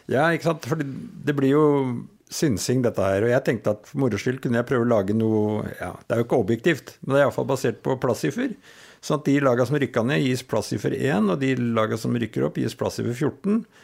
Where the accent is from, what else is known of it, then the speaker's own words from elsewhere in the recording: Tønsberg, Vestfold, Norway; also born or lived in Volda, Møre og Romsdal; Flytta til Eik da jeg var fire år gammel. Dialekta la jeg igjen på veien, tydeligvis.